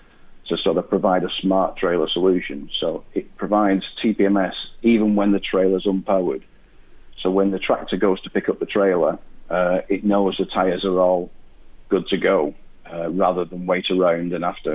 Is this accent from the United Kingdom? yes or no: yes; Wigan, North West England, United Kingdom; I'm from Wigan